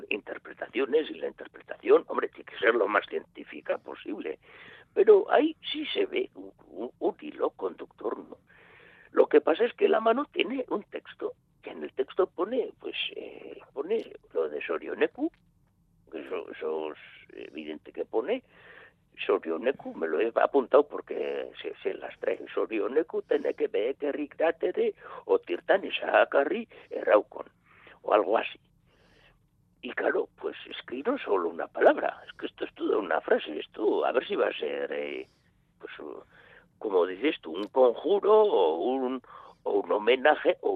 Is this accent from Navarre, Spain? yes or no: no; Basque Country, Spain; Mira, tú y yo ahora mismo somos dos vascos que estamos hablando en latín.